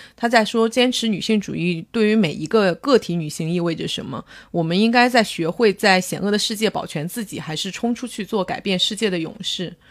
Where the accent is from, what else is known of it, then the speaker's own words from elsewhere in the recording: northern China, China; 我作为一个北方人，就被北方某人口大省